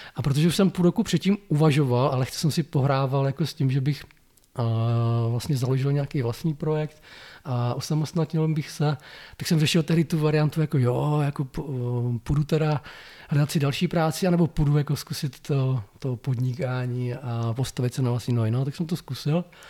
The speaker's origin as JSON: {"language": "Czech", "town": "Blansko", "region": "South Moravian Region", "country": "Czechia", "also_born_or_lived": "Brno", "said": "protože Brno bylo blízko pro mě z Blanska, protože původně jsem z Blanska"}